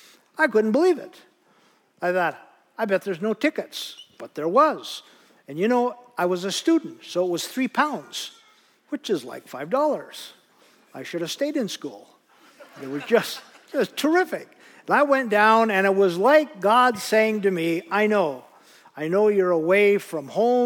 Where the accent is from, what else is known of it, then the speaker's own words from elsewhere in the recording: Northwest North Dakota, United States; I grew up in Northwest North Dakota.